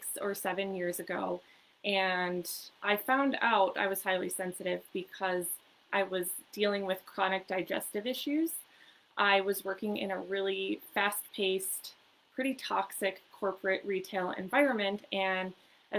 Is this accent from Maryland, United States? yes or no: no; Minnesota, United States; now in Southern California, United States; I was born and raised in Minnesota